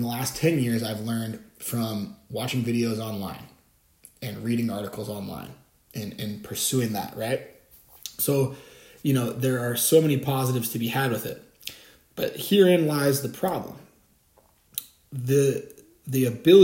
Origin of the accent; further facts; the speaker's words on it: Bellingham, Washington, United States; my hometown here in Bellingham